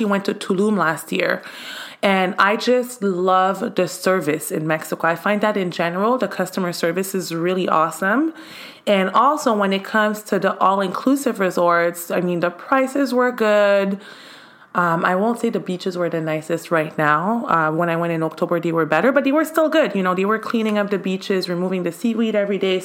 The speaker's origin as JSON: {"language": "English", "town": "Montreal", "region": "Quebec", "country": "Canada", "tie": "born or raised there", "moved": "yes", "lives_now": "United States", "said": "since I was a kid in Canada, actually, I'm from Canada"}